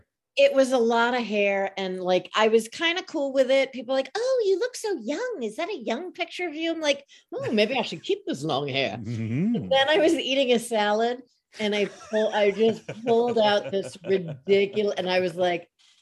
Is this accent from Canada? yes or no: no; Long Island, New York, United States; now in Chicago, United States; I'm from Long Island, New York.